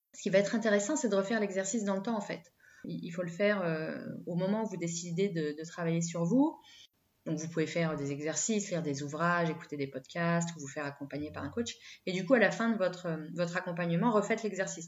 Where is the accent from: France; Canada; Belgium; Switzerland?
France; on est français